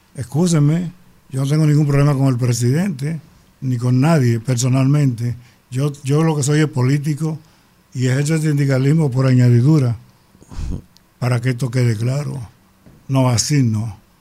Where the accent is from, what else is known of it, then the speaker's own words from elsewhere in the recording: Bayaguana, Monte Plata, Dominican Republic; mi pueblo Vallaguana